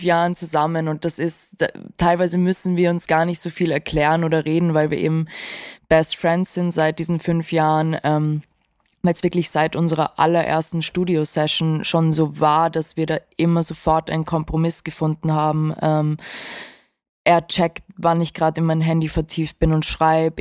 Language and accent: German; Vienna, Austria; ich bin auch in Wien aufgewachsen